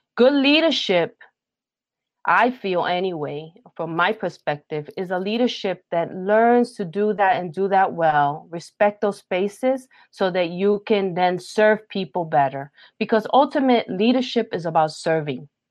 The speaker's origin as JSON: {"language": "English", "town": "New York City", "region": "New York", "country": "United States", "tie": "born or raised there", "said": "I'm a Puerto Rican, born and raised in Brooklyn, New York"}